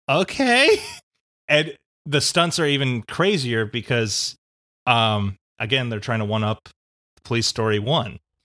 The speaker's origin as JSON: {"language": "English", "country": "United States", "said": "as American audiences"}